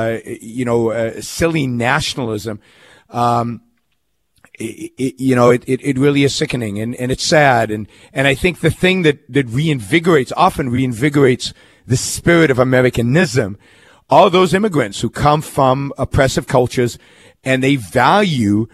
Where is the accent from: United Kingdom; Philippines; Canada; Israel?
Israel; now in Orange County, United States; I'm originally from Israel. I'm originally from Israel.